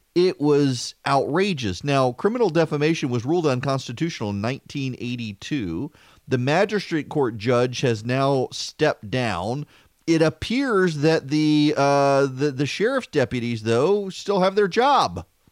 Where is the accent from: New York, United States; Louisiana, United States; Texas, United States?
Louisiana, United States; growing up in Louisiana and at L S U